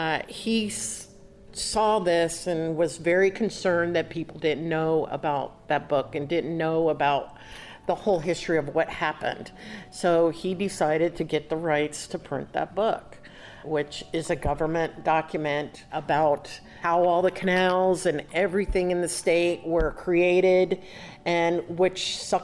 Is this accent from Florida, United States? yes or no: yes; Florida, United States; also born or lived in Miami; Being born and raised in Florida